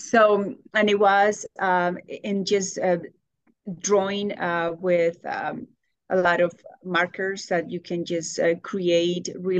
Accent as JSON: {"language": "English", "region": "Bogotá", "country": "Colombia", "tie": "born or raised there", "second_language": "English", "moved": "yes", "lives_now": "Indianapolis, United States", "said": "I grew up in Bogota, Colombia"}